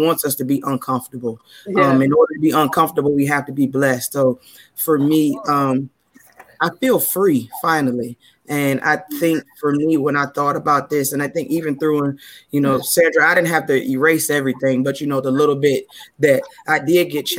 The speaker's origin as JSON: {"language": "English", "town": "Detroit", "region": "Michigan", "country": "United States", "tie": "born or raised there", "moved": "yes", "lives_now": "Virginia, United States", "said": "I've been living in Virginia for about 15 years now, but born and raised from Detroit, Michigan"}